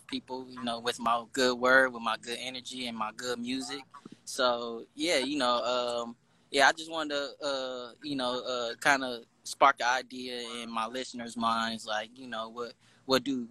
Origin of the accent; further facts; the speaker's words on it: Compton, California, United States; growing up in Compton has influenced me a lot